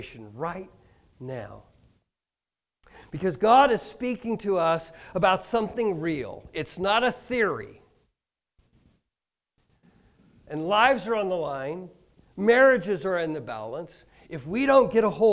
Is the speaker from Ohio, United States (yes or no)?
no; Kansas, United States; moved away as an adult; also born or lived in Michigan; now in Hastings, United States; I grew up in Kansas